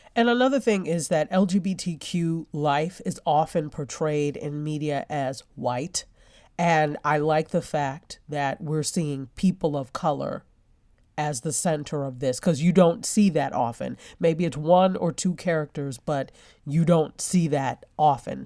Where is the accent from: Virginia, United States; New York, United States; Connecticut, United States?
New York, United States; I love New York. I'm a New Yorker